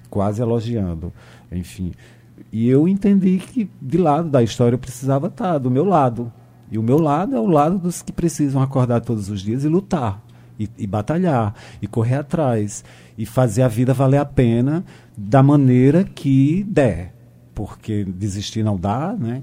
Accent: Brazil; eu sou filho desse Brasil

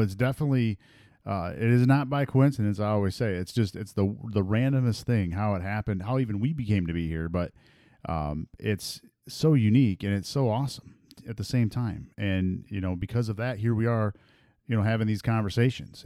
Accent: Michigan, United States; I'm from Michigan

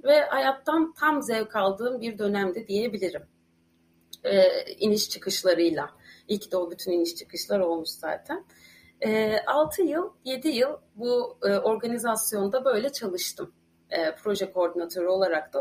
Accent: Ankara, Turkey; moved away as an adult; also born or lived in Istanbul; now in Ireland; Ankaralıyım. Yani, e, yirmi yaşıma kadar Ankara'da yaşadım.

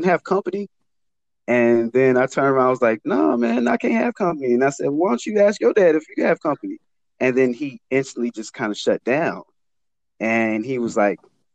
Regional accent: Chicago, Illinois, United States; I grew up in West Englewood

